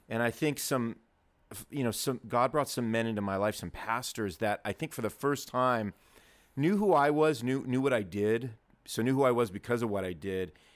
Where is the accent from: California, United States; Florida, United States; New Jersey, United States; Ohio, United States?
California, United States; Southern; I was born and raised in Southern California